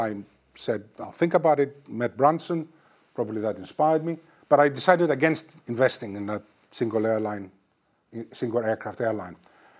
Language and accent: English; Greece; accent: partly Greek; moved away as an adult; also born or lived in Cyprus / London; they settled in Greece, where I was born. So to some people I'm Greek, to some people I'm Cypriot, but in fact, I'm neither exactly, because to the Greeks I'm a Cypriot, and to the Cypriots I was born abroad.